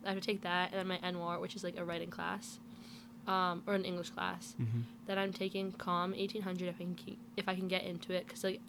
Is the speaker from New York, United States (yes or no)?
no; Connecticut, United States; moved away as an adult; now in Virginia, United States; I'm from Connecticut.